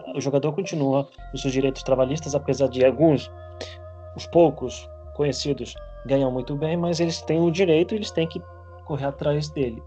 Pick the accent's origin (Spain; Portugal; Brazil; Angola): Spain; moved away; minha infância na Espanha